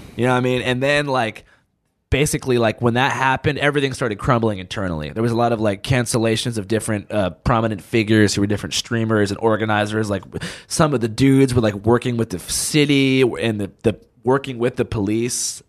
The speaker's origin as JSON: {"language": "English", "town": "Seattle", "region": "Washington", "country": "United States", "tie": "born or raised there", "moved": "yes", "said": "where I grew up two blocks from Chubb, like, that Capitol Hill, I'm from"}